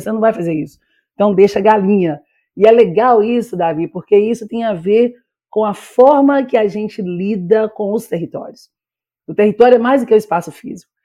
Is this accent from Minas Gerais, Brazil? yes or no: yes; Minas Gerais, Brazil; also born or lived in Bahia / Belo Horizonte; eu sou baianeira, porque eu nasci em Minas, mas morei um tempo na Bahia